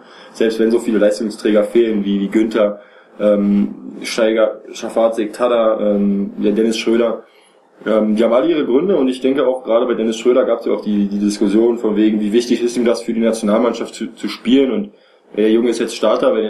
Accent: Berlin, Germany; ich sage jetzt mal letzte Saison bei Alba Berlin zum Beispiel, als Beispiel für mich jetzt als Berliner

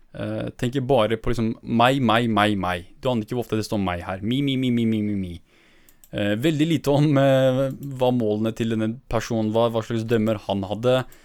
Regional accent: northern Iraq, Iraq; jeg er fra Nord-Irak

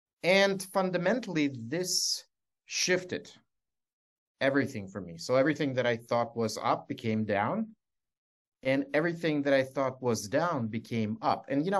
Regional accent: Scranton, Pennsylvania, United States; And so I thought, growing up in Scranton, I was 14, that if I become a lawyer, I could be the voice for people like my parents.

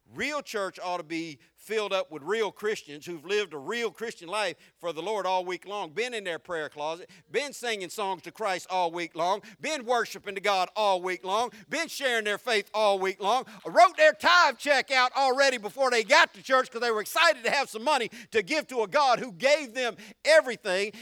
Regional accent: the South, United States; accent: southern; I'm more southern than I'm country

